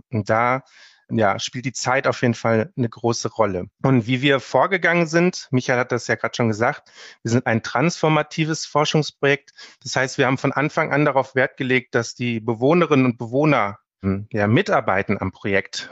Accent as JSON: {"language": "German", "town": "Herne", "region": "North Rhine-Westphalia", "country": "Germany", "tie": "born or raised there", "said": "ich bin geboren in Herne und habe immer im Ruhrgebiet gelebt"}